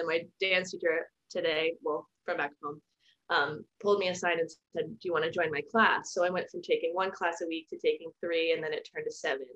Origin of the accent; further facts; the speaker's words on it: Glen Burnie, Maryland, United States; now in New York City, United States; I grew up in Glen Burnie, Maryland, about 20 minutes south of Baltimore, and I'm currently in New York City in Tribeca.